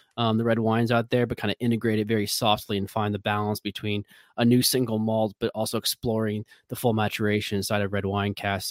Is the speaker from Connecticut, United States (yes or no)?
no; Des Moines, Iowa, United States; accent: Midwestern; moved away; I grew up in Iowa, um, what I called the Golden Abyss.